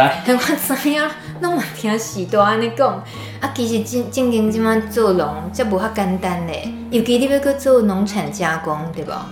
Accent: rural central Taiwan, Taiwan; 我们都是中部农村小孩长大的

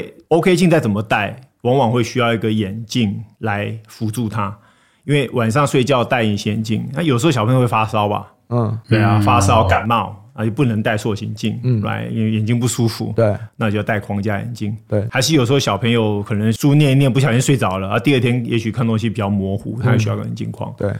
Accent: United States; 我从小在美国长大，那我知道台湾这边很多投资人都很注意这个美股可以赚多少钱。

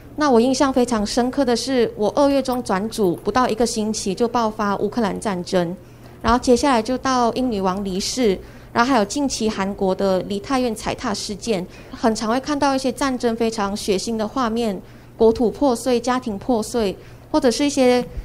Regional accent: George Town, Penang, Malaysia; moved away as an adult; now in Taiwan; 我来自槟城马来西亚。那我们家是在二零零三年的时候就开始接触慈济。我当时是八岁。那， 那也是我第一次参加慈幼班

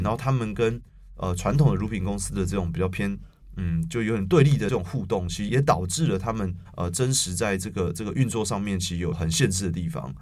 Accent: Taipei, Taiwan; 我是一个台北人

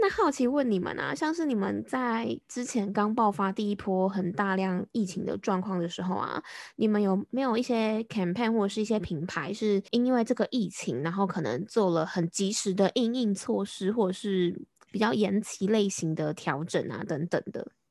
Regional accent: Taiwan; 我们台湾这边

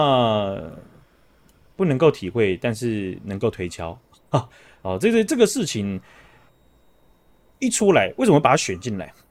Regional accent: Taiwan; 变动的都是我们台湾人呢、啊，这样我们就白痴了。

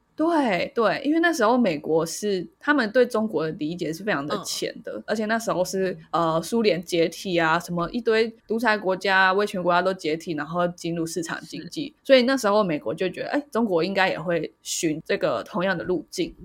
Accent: Taiwan; 就是我们台湾人应该很多人

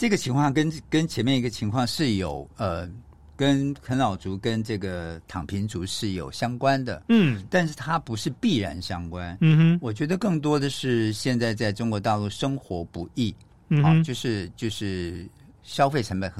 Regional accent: Taiwan; 像我们台湾人是满月

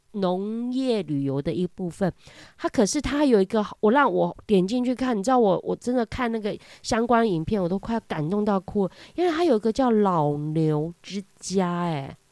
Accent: Kaohsiung, Taiwan; also born or lived in northern Taiwan; 因为好像我我从以前住北部，然后现在回到高雄市，我是住市区。那虽然我是乡村的小孩长大的哈，

